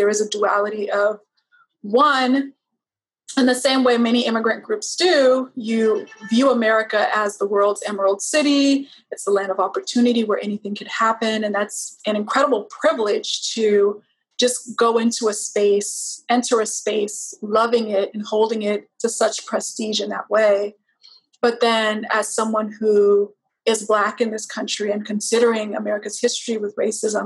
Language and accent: English; Texas, United States; moved away; also born or lived in Liberia (ancestry) / New York; I would initially say Texas